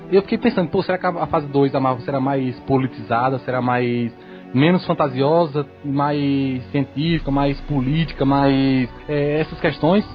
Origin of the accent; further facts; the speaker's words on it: Juazeiro, Bahia, Brazil; sou de Juazeiro, Bahia.